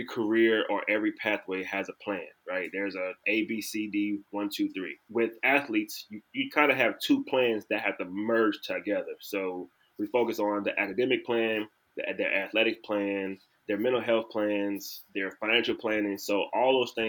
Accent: New Orleans, Louisiana, United States; moved away as an adult; now in Dallas, United States; I'm originally from New Orleans, Louisiana

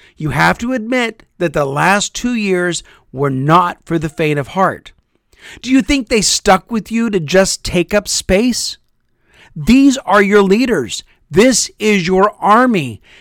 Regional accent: Topeka, Kansas, United States; moved away as an adult; Our family recently moved back to my hometown of Topeka, Kansas. We attend the church where I grew up

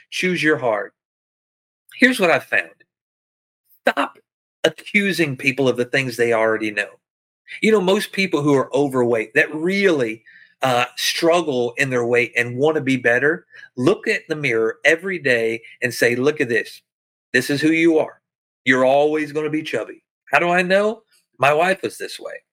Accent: backwoods Arkansas, United States; moved away as an adult; I'm a poor white boy from backwoods Arkansas

